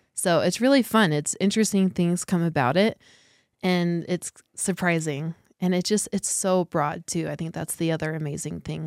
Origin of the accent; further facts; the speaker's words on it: Ignacio, Colorado, United States; I grew up in, outside of a very small town called Ignacio, which is close to here.